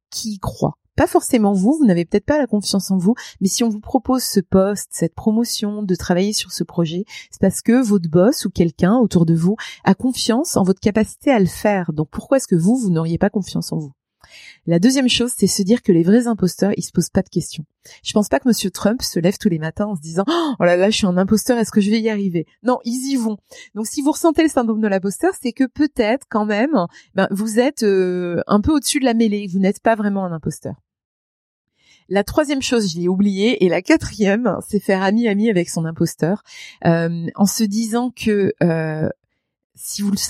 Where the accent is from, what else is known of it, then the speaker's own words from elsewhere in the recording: Grand Est, France; accent: Lorraine; Je venais du fin fond de la Lorraine avec un accent à couper au couteau pour tous les Lorrains qui m'entendent, tous